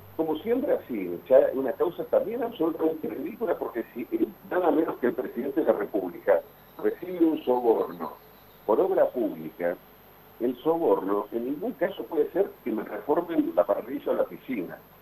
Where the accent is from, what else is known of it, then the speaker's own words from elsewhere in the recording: Argentina; Nosotros como argentinos